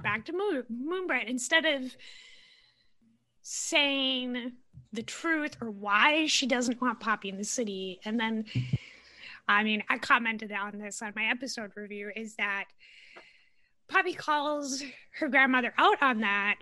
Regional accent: Minnesota, United States; accent: Midwestern; I have I have a Midwestern accent. I'm from Minnesota.

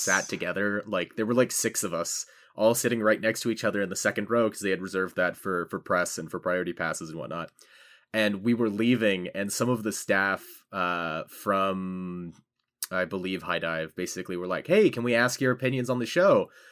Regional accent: United States; I'm an American

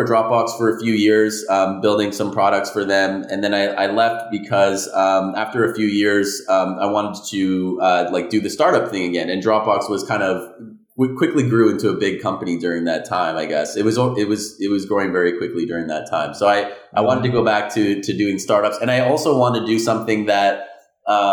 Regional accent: Ottawa, Ontario, Canada; I was born in Ottawa, Canada. Small town

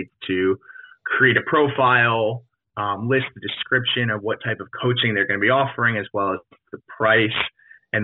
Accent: New Jersey, United States; I grew up in New Jersey

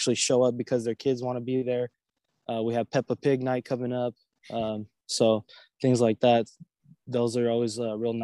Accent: Hayward, California, United States; now in Fresno, United States; I grew up in the Bay Area. Okay. So Hayward, California

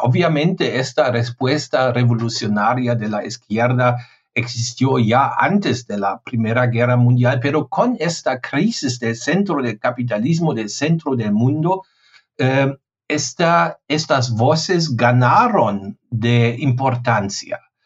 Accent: Germany

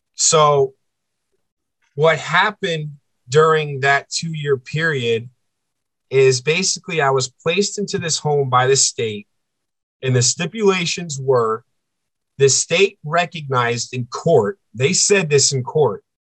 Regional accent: East Coast, United States; moved away as an adult; now in central United States; I'm a coastal boy. I grew up on the East Coast. I'm living in the middle of the freaking country

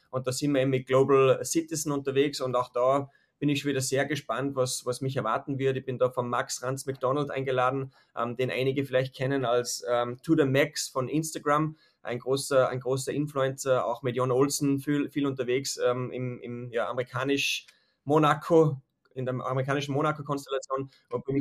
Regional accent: Austria; als Österreicher

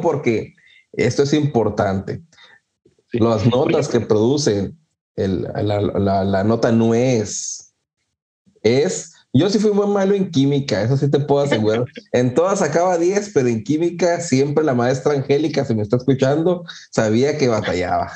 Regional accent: northern Mexico, Mexico; soy del norte y del norte desértico

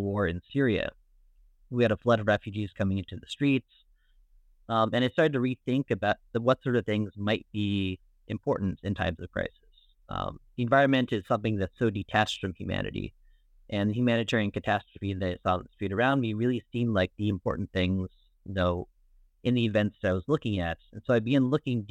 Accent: Phoenix, Arizona, United States; moved away as an adult; also born or lived in Tucson, Arizona / Beirut, Lebanon; now in Dublin, Ireland; I was originally born in Phoenix, Arizona, and went to school at the University of Arizona in Tucson

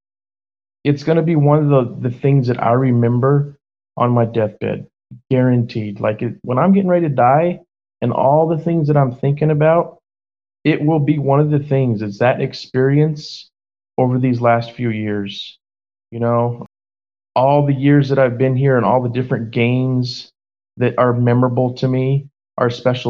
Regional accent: United States; also born or lived in Naples, Italy; I'm American

